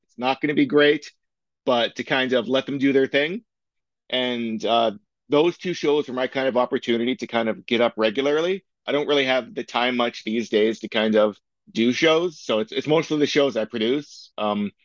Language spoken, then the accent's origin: English; Waterdown, Ontario, Canada; also born or lived in Toronto / Hamilton; I was born in Toronto, and then we moved to Waterdown '93. I'm pretty sure it was. So I went to school in Waterdown and then eventually went to high school in Hamilton.